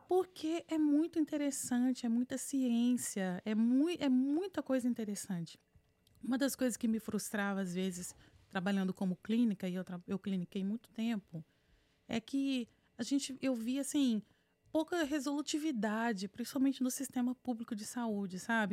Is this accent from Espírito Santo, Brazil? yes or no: yes; Vitória, Espírito Santo, Brazil; moved away as an adult; also born or lived in São Paulo, Brazil / North Carolina, United States; now in United States; nasci em Vitória, fiz faculdade na Universidade Federal do Espírito Santo